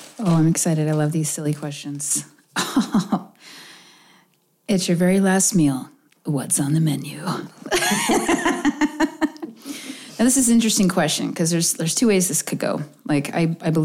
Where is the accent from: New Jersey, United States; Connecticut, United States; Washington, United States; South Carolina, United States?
Washington, United States; Oak Harbor; also born or lived in Lincoln, Nebraska; I grew up on Whidbey Island. I grew up a couple of miles from Deception Pass, about 6 miles outside of Oak Harbor